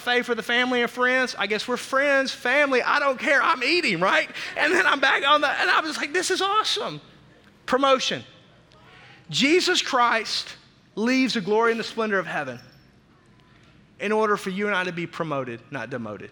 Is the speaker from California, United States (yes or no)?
no; Arkansas, United States; also born or lived in Tulsa, Oklahoma; now in Milwaukee, United States; growing up in Arkansas